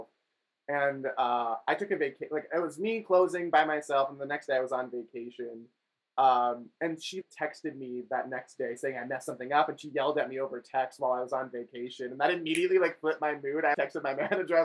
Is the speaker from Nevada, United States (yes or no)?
yes; Las Vegas, Nevada, United States; we're from Las Vegas.